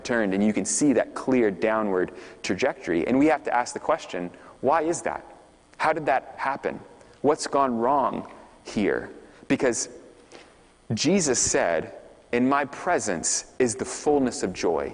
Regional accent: Texas, United States; I'm from Texas

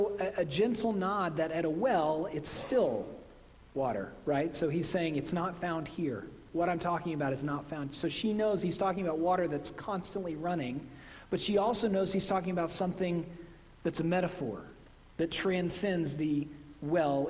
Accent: Midwest, United States; accent: Midwestern; moved away; My Midwestern accent

